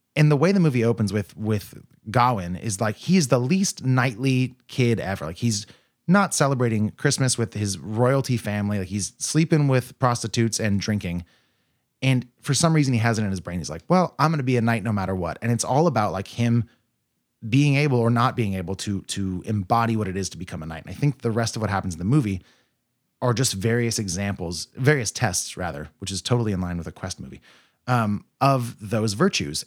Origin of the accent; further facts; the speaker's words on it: United States; I'm an American lad